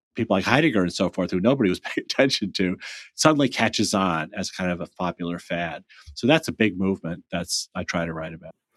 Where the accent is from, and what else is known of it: United States